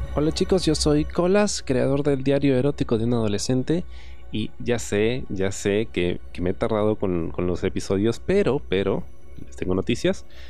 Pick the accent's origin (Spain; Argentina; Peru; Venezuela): Peru; Yo soy de Perú, lo hago todo en Perú